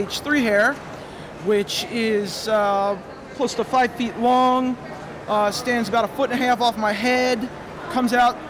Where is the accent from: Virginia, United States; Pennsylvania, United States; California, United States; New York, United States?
Virginia, United States; Manassas; I am from Manassas, Virginia.